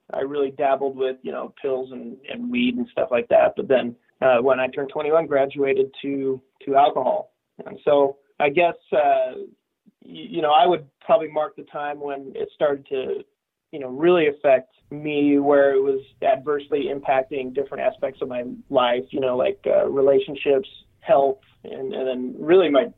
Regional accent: Sandy, Utah, United States; I was born and raised in Sandy, Utah, and that's where I currently live

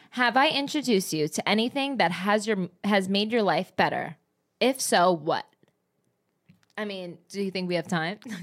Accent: New Jersey, United States; I come from Jersey

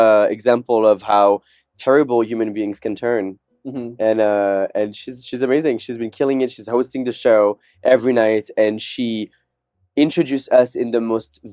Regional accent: Morocco; moved away as an adult; also born or lived in France / Caribbean; I was born in France, but when I was six, I moved to the Caribbean for 7 years. Then I moved to Morocco for 7 years, which are both countries that speak French as well. But when I went back to France when I was 18

